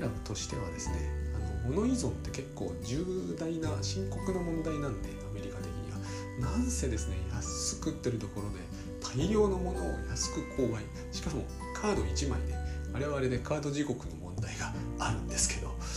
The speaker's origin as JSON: {"language": "Japanese", "country": "Japan"}